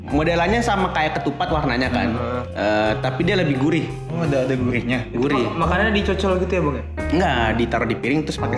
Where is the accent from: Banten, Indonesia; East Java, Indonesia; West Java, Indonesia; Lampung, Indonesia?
Banten, Indonesia; South Tangerang; dan gue asalnya dari Tangerang Selatan, iya.